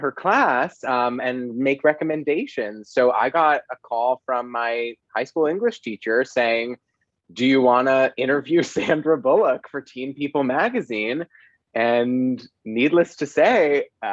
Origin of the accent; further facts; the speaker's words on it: Los Angeles, California, United States; also born or lived in Boston; I grew up in Los Angeles